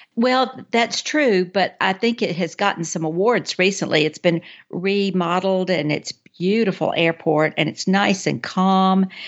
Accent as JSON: {"language": "English", "town": "Athens", "region": "Alabama", "country": "United States", "tie": "born or raised there", "also_born_or_lived": "Hartselle, Alabama", "said": "I was born in Athens, Alabama."}